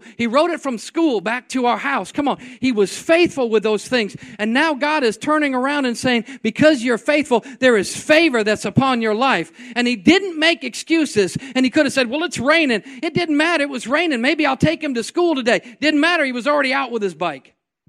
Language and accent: English; New York, United States; Well, I'm from New York. I was born on the other side of the track.